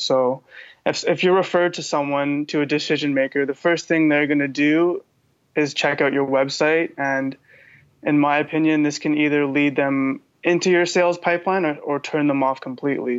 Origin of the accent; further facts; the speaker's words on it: Vancouver, British Columbia, Canada; I'm from Vancouver, BC